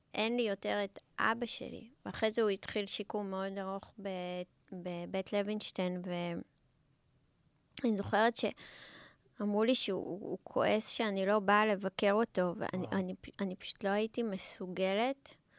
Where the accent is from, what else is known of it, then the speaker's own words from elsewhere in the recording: Israel; also born or lived in South Africa; אני לא נולדתי בארץ, ו... ועליתי לארץ אה, בגיל ארבע